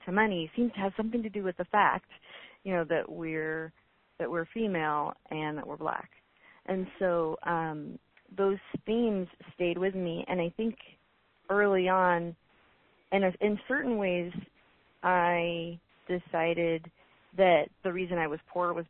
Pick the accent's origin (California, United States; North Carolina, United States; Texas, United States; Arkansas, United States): California, United States; Oroville; I grew up in Oroville, which is in Northern California